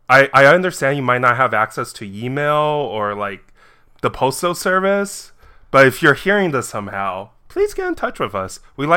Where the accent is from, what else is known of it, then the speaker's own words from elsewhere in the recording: China; I was born in China, and this movie was actually filmed in my hometown in China